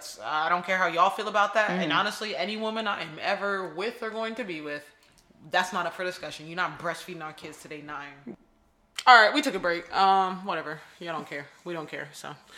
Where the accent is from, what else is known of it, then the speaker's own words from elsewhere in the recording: Nigeria; now in Philadelphia, United States; I'm Nigerian. My genetics are superior, so, you know, I'm slim.